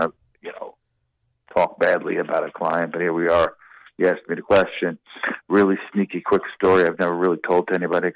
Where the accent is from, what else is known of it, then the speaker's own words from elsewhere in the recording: New York City, New York, United States; also born or lived in West Village, New York; I'm from Brooklyn, right? I'm from New York